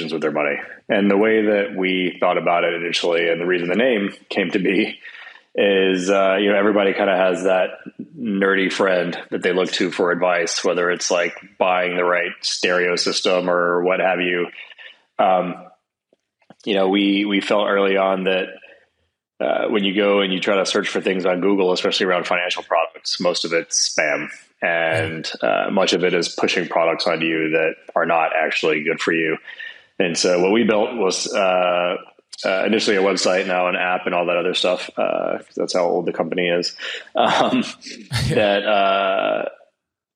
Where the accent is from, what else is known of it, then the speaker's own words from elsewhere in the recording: Atlanta, Georgia, United States; moved away as an adult; also born or lived in Boston / New York; We grew up in Atlanta together